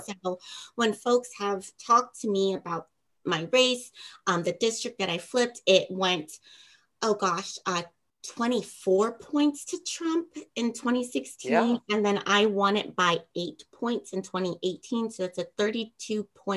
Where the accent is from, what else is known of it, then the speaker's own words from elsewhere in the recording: West Virginia, United States; my home state